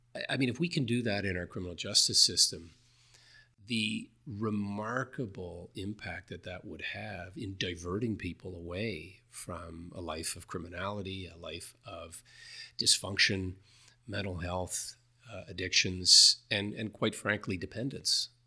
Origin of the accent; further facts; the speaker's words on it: New Glasgow, Nova Scotia, Canada; went back to my hometown in New Glasgow, Nova Scotia